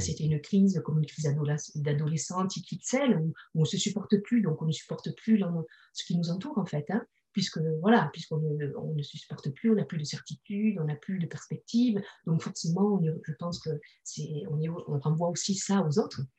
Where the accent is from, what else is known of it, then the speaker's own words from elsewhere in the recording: Bordeaux, Nouvelle-Aquitaine, France; now in Toulouse, France; De Bordeaux. Moi, je suis bordelaise.